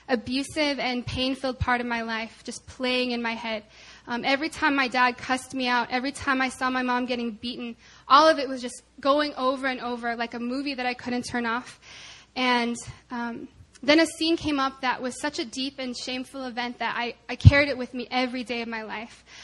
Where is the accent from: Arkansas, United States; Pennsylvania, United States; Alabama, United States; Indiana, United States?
Arkansas, United States; I'm from Arkansas.